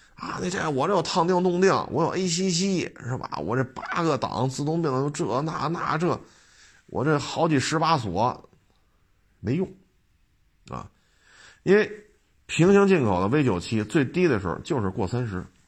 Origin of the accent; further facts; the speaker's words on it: Beijing, China; 我生在北京，长在北京